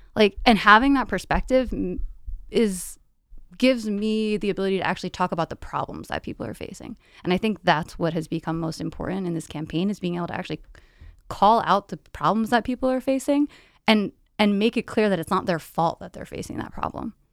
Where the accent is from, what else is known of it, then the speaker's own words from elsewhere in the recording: New Windsor, New York, United States; moved away; I grew up in a small suburban town in, uh, Orange County, New York. So I grew up in a town called New Windsor